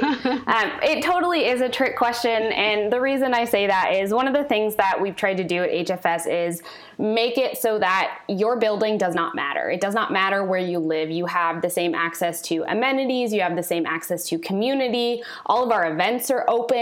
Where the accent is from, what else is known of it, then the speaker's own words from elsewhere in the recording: Kirkland, Washington, United States; I am from Kirkland